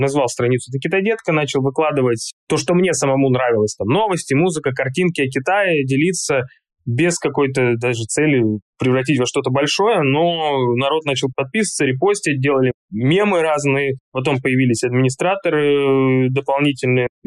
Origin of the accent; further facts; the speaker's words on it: Tashkent, Uzbekistan; also born or lived in Altai, Russia; Я родился на Алтае, то есть изначально я родился в Азии, можно сказать. Алтай, близко и Монголия, и Китай, и Казахстан, горы, четыре страны делят. И потом наша семья уехала в Ташкент